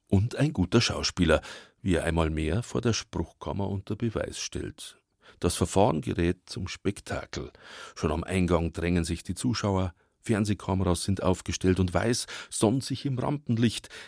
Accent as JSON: {"language": "German", "town": "Altötting", "region": "Bavaria", "country": "Germany", "tie": "born or raised there", "moved": "yes", "said": "Ich mag meine alte Heimatstadt Altötting"}